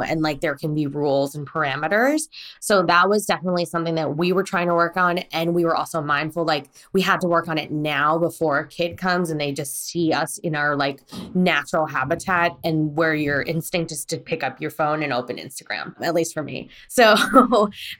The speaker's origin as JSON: {"language": "English", "country": "United States", "tie": "born or raised there", "also_born_or_lived": "Korea", "lives_now": "Los Angeles, United States", "said": "I was born in Korea and I was brought to America at 3 months old"}